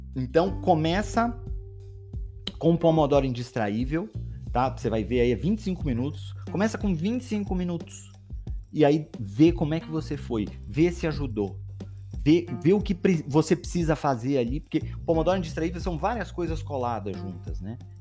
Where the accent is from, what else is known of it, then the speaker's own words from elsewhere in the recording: Belém, Pará, Brazil; Sou de Belém do Pará.